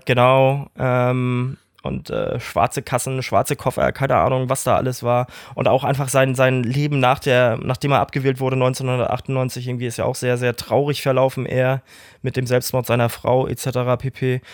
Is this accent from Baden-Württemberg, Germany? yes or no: no; Kiel, Schleswig-Holstein, Germany; ich dann weggezogen bin aus Emschenhagen, wo wir zusammen groß geworden sind